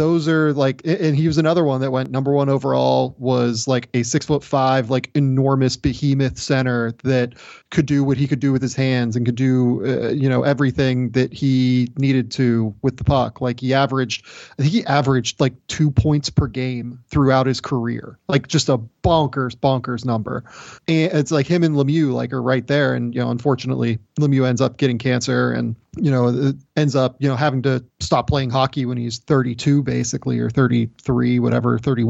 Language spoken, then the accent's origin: English; Pittsburgh, Pennsylvania, United States; growing up in Pittsburgh